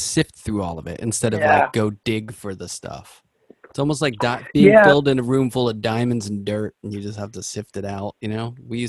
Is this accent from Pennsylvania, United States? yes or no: yes; Pittsburgh, Pennsylvania, United States; In Pittsburgh.